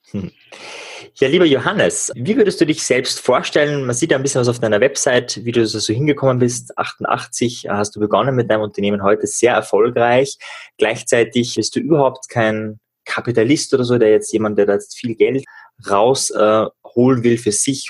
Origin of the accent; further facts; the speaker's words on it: Upper Austria, Austria; now in Klagenfurt, Austria; ich bin ja ur, ursprünglich Oberösterreicher